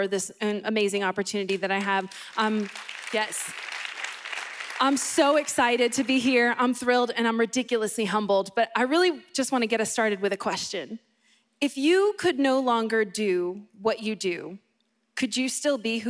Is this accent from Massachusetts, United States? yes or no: yes; Boston, Massachusetts, United States; I grew up in Boston and not in Florida